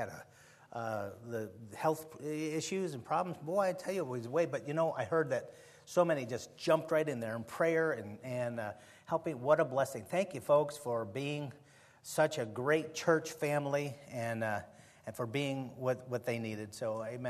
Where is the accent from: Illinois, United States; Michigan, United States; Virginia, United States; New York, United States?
Illinois, United States; Chicago; moved away; I was born and raised in Chicago, and I've been away for so long